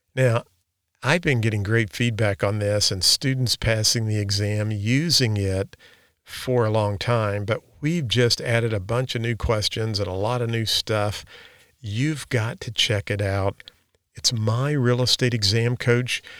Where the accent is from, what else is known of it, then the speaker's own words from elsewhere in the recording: Park Hills, Missouri, United States; where I grew up in Flat River, Missouri, which is now Park Hills, Missouri